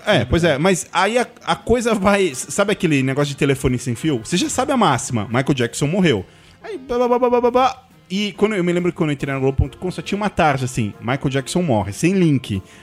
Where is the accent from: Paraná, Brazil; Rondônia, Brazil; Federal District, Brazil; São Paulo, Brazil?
São Paulo, Brazil; eu sou de São Paulo